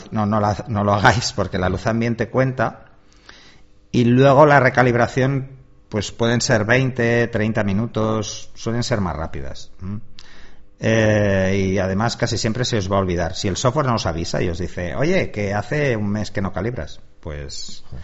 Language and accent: Spanish; Palma, Balearic Islands, Spain; yo nací en Palma de Mallorca, que eso mucha gente no lo sabe.